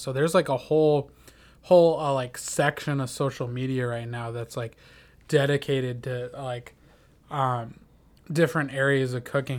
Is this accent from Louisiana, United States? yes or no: no; Minnesota, United States; in my hometown in Minnesota they had us take it in eighth grade